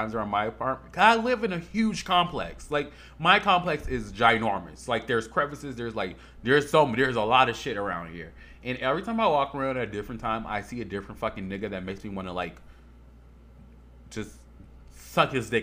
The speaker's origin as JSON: {"language": "English", "town": "Chicago", "region": "Illinois", "country": "United States", "moved": "yes", "lives_now": "Las Vegas, United States", "said": "I ain't from no prairie, bitch. I'm from Chicago"}